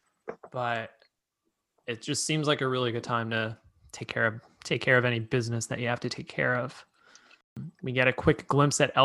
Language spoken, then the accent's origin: English; Pennsylvania, United States; I grew up in Pennsylvania, kind of near where Chris Cole grew up